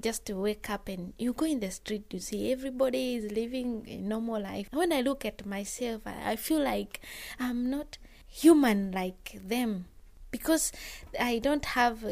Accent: Bujumbura, Bujumbura Mairie, Burundi; moved away as an adult; now in England, United Kingdom; I come from Burundi, in Bujumbura area called Kamenge.

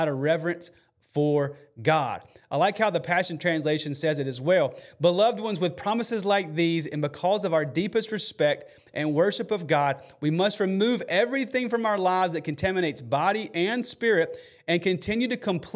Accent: Alabama, United States; I'm from Alabama

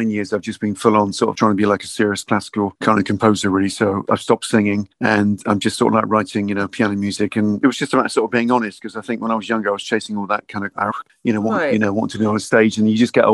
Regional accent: Bristol, South West England, United Kingdom; I'm sort of born and bred in Bristol, and I was kind of brought up in Lancaster, West in the Henbury

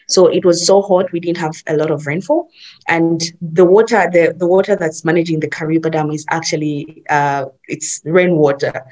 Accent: Zambia; I'm from Zambia.

